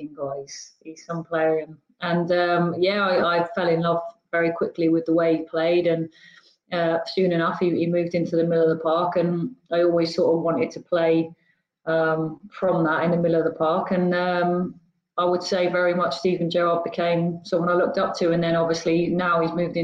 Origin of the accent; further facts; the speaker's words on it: Torquay, South West England, United Kingdom; moved away; I grew up in Torquay on an estate called Whatcombe